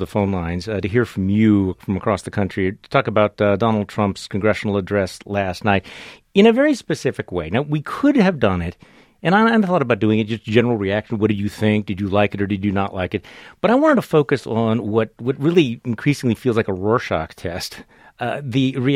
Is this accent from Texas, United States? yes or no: no; Wisconsin, United States; my home state of Wisconsin